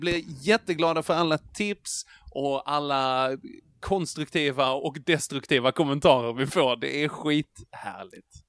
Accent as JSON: {"language": "Swedish", "town": "Trelleborg", "region": "Skåne", "country": "Sweden", "tie": "born or raised there", "said": "jag är född i Trelleborg"}